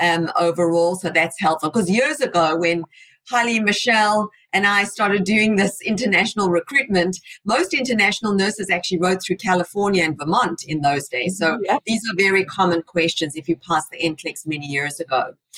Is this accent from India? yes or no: yes; India; also born or lived in United Arab Emirates; I'm from India, but born in the UAE.